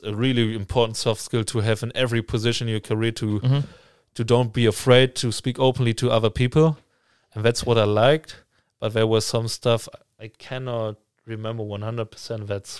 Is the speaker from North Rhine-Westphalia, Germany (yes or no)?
yes; Münster, North Rhine-Westphalia, Germany; Amsterdam is only like 2.5 hours away from my hometown. It's Münster, obviously, like we call it like it's the bike city